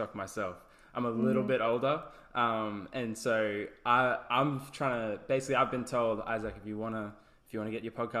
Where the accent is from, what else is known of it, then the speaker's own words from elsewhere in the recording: Brisbane, Queensland, Australia; I'm from Brisbane, like Queensland